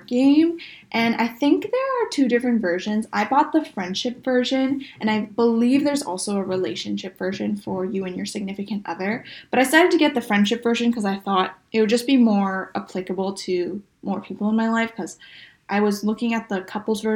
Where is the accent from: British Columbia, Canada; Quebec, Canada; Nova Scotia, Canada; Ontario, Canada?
British Columbia, Canada; Vancouver; a lot of my closest friends I've known since high school, so we're all from Vancouver